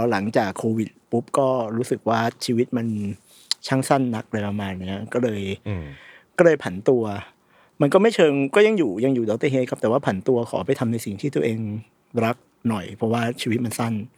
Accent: Bangkok, Thailand; ผมเกิดและเติบโตอยู่ในชุมชนที่ชุมชนวัดหนังวัดมันชื่อวัดวิจิตการนิมิตนะครับอยู่ตรงซอยจริญสิบสามวัดวิจิตการนิมิต

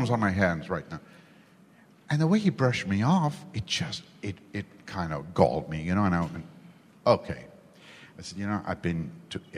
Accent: India; born or raised there; now in United States

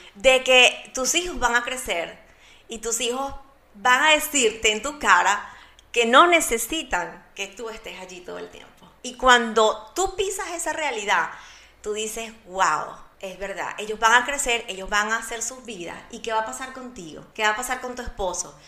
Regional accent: Barquisimeto, Lara, Venezuela; now in Orlando, United States; soy de Venezuela, de una ciudad llamada Barquisimeto, la ciudad musical de mi bello país

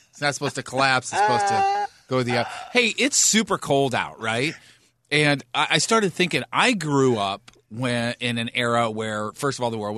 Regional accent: Fenton, Michigan, United States; Growing up in Fenton, there was a lot of that around.

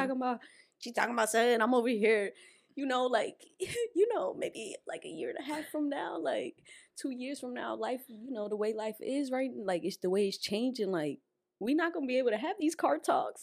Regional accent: Perth Amboy, New Jersey, United States; I'm Puerto Rican, though. Like, yeah, I'm from Amboy

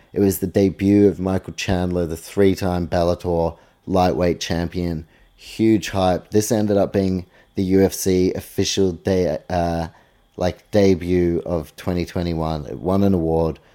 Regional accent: New Zealand; my fellow countryman, Dan Hooker

